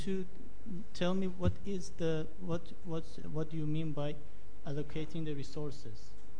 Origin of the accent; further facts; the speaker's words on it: Iran; I'm from Iran.